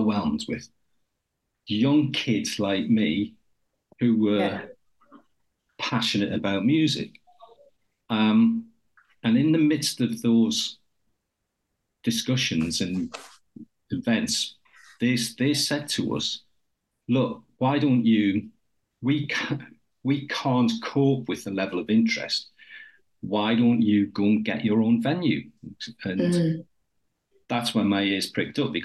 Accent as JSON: {"language": "English", "town": "Newcastle upon Tyne", "region": "North East England", "country": "United Kingdom", "tie": "born or raised there", "also_born_or_lived": "Huddersfield", "accent": "Geordie", "moved": "as an adult", "said": "I was growing up in Newcastle."}